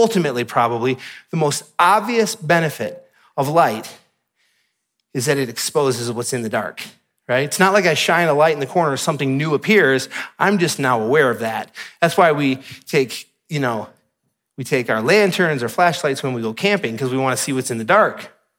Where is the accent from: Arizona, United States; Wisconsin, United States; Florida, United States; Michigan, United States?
Michigan, United States; And if you're from Utah, you may take this for granted, but I'm from Michigan, so I don't.